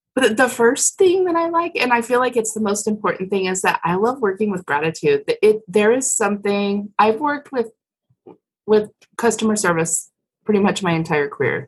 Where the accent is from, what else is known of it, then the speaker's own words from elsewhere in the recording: Colorado, United States; I grew up in Colorado